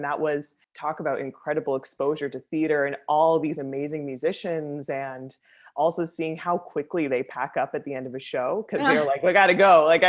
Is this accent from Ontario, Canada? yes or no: yes; Aurora, Ontario, Canada; I'm from Aurora, Ontario, which is about, which is about an hour north of the city.